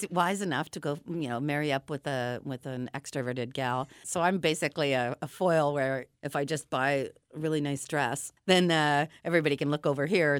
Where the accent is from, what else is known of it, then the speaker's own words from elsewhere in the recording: Toronto, Ontario, Canada; moved away as an adult; now in Vancouver, Canada; Reid and I moved from Toronto to Vancouver, BC, I guess 14 years ago